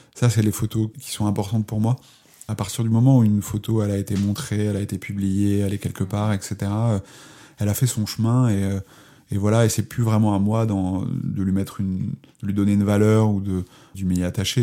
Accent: Charente, Nouvelle-Aquitaine, France; je suis de, de Charente, c'est un endroit relativement plat.

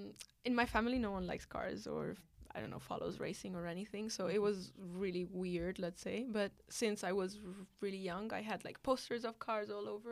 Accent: India; born there; because I'm Italian, but born in India

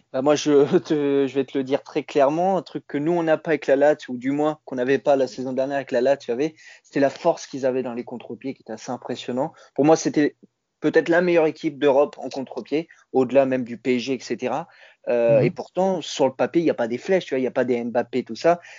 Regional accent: Italy; en tant qu'Italien

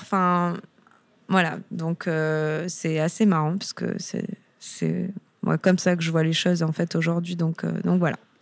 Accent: Toulon, Provence-Alpes-Côte d'Azur, France; moved away as an adult; also born or lived in Lyon / Paris / Amsterdam; je suis originaire de Toulon, donc du Sud

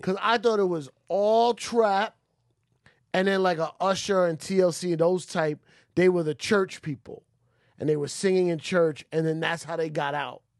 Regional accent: New York, United States; as a New Yorker

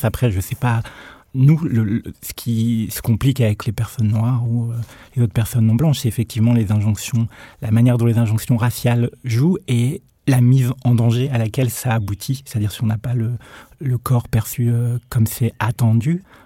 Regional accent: Nord-Pas-de-Calais, Hauts-de-France, France; J'ai grandi dans le Nord-Pas-de-Calais

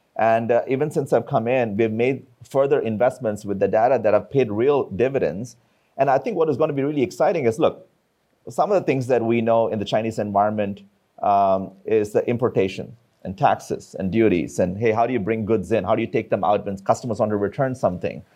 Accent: India; I come from India.

